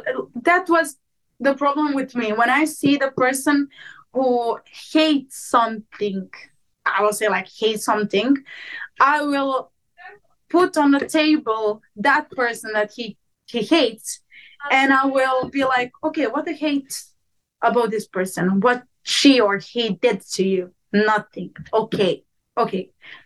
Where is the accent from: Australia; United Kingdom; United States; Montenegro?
Montenegro; accent: Serbian; English is a second language; I go, they don't know where I came from, because I don't even speak like a Montenegrin. I speak like I'm from Serbia.